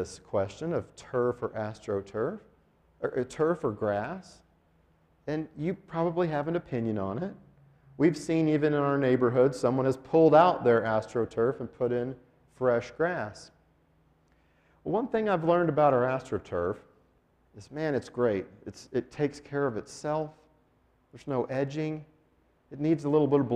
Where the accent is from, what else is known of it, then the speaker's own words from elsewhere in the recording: Denver, Colorado, United States; now in Albuquerque, United States; I grew up in Denver